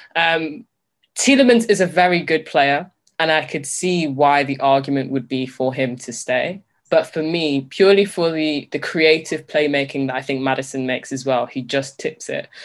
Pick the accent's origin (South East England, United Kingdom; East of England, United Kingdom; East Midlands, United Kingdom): East Midlands, United Kingdom; Leicester; growing up in Leicester